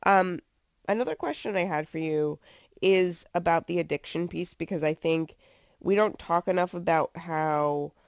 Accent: New Jersey, United States; now in Virginia, United States; I'm from New Jersey, so that's not a thing that I would see all the time growing up right outside of New York City.

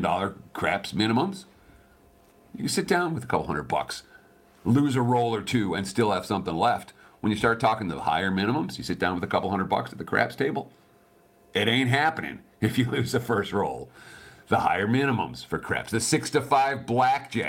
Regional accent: New York, United States; moved away as an adult; also born or lived in Michigan; now in Las Vegas, United States; I grew up in New York, lived in the burbs, went to high school in the burbs

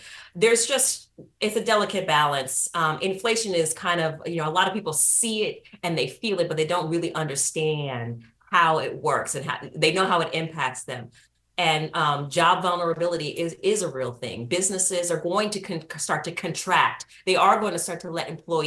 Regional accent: San Francisco, California, United States; moved away as an adult; also born or lived in Nashville, Tennessee; I grew up in San Francisco, California

